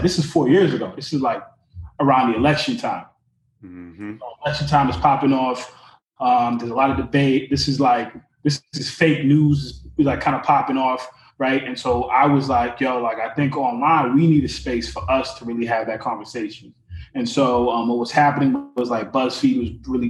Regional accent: Lynn, Massachusetts, United States; I'm originally from Lynn, Massachusetts. My parents came from Haiti

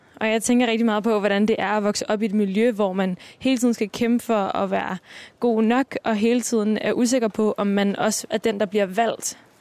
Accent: Copenhagen, Capital Region of Denmark, Denmark; Jeg er vokset op på Vesterbro

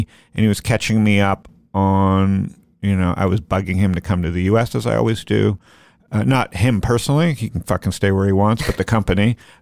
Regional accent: Canada; I grew up in Canada

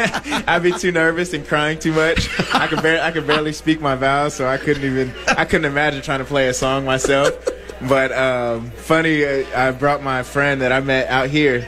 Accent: Corona, California, United States; Funny enough, I played for the Corona Chargers. All my youth football.

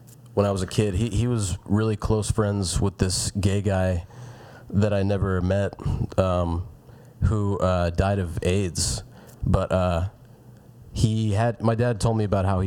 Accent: Lawrenceville, Gwinnett County, Georgia, United States; now in Atlanta, United States; I grew up in Lowburn, which is like Gwinnett County. It's like 30 minutes from here

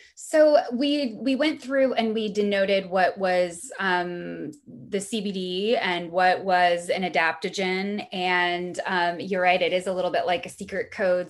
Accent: Missouri, United States; also born or lived in Brooklyn; now in Los Angeles, United States; I'm from Missouri originally. I grew up in a in a really small town

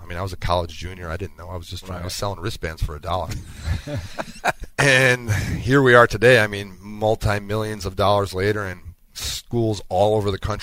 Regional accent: Wisconsin, United States; growing up in Wisconsin

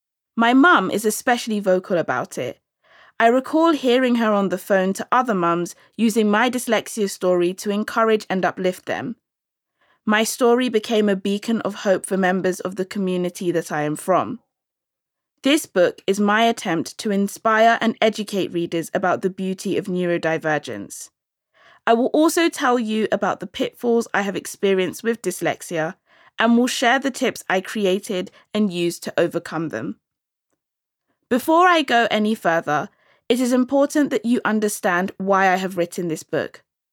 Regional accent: London, United Kingdom; I'm from London and I'm of Nigerian Igbo heritage.

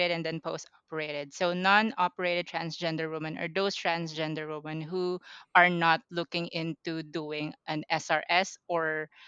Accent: Pampanga, Central Luzon, Philippines; I'm 25 years old. I'm from Pampanga, Philippines

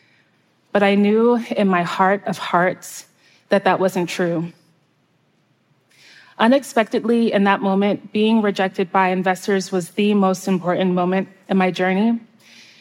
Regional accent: outskirts of New York City, United States; now in Baltimore, United States; my hometown on the outskirts of New York City

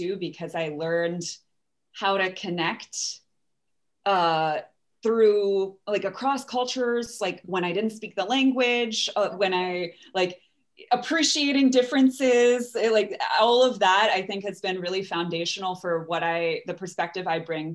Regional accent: Bethesda, Maryland, United States; also born or lived in New Orleans, Louisiana; now in Seattle, United States; I grew up right by Glen Echo.

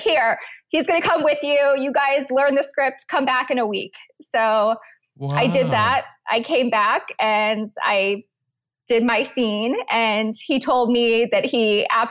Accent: Florida, United States; also born or lived in Pennsylvania; I was born in Pennsylvania, and then I moved to Florida when I was about eight. So then been in Florida for a pretty long time.

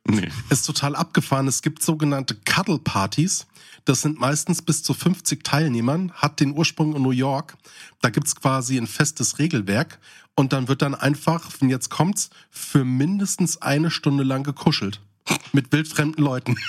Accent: Hesse, Germany; Ich komme ja aus dem Hessischen, ne? Also ich bin quasi so ein Rhein-Main-Hesse mit einem sehr starken südhessischen Einfluss, das heißt so Nähe Odenwald.

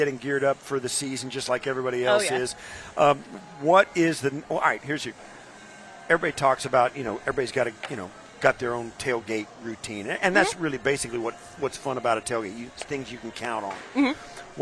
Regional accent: Kansas, United States; now in Buffalo, United States; I grew up in Midwest, in the center of the Kansas, where there is no seafood

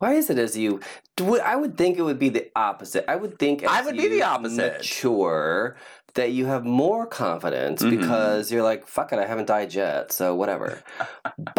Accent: California, United States; also born or lived in Ohio; I've lived out in California longer. I'm a California boy.

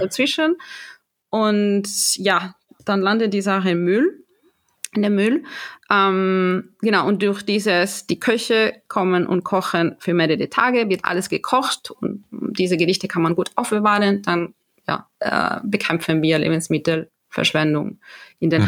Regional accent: Galicia, Spain; German is a second language; now in Germany; ich komme aus Galicia, das ist im mhm. Nordwesten

